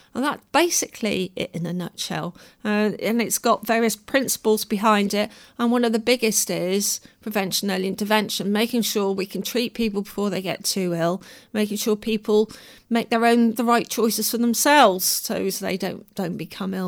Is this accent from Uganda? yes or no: no; Devon, South West England, United Kingdom; moved away; also born or lived in London; I grew up in Devon